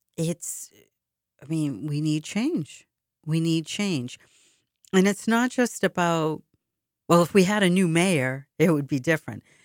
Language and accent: English; Boston, Massachusetts, United States; When I was growing up in Boston